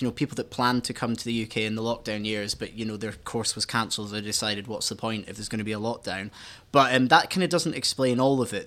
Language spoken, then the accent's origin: English; Scotland, United Kingdom; I went to uni in Scotland, um, and because I'm Scottish